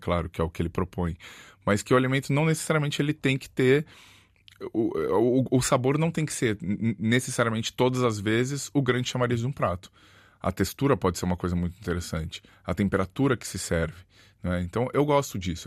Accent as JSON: {"language": "Portuguese", "country": "Brazil", "moved": "yes", "lives_now": "Porto, Portugal", "said": "Eu sou, eu sou do Brasil"}